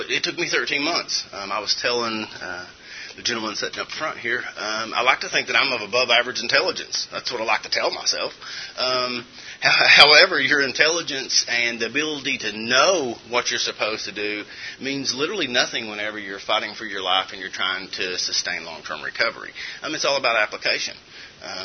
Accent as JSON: {"language": "English", "region": "Eastern Kentucky", "country": "United States", "tie": "born or raised there", "said": "I'm originally from Eastern Kentucky, grew up in a wonderful Christian home"}